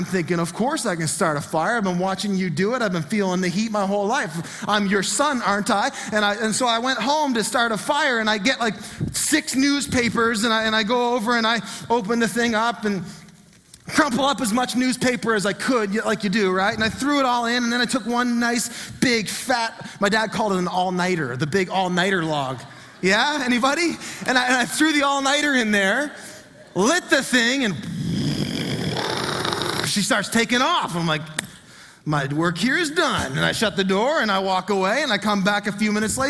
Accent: Fredericton, New Brunswick, Canada; the home I grew up in was in Marysville in Fredericton.

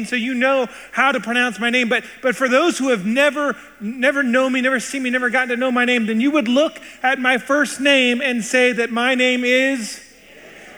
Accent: Seattle, Washington, United States; I was born in Seattle and spent my entire life in the United States

